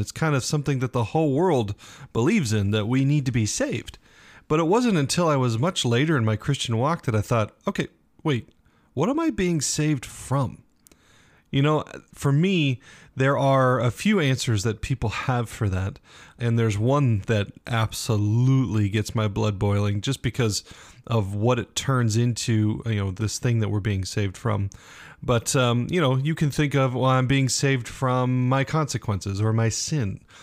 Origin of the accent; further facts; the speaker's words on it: United States; we, as Americans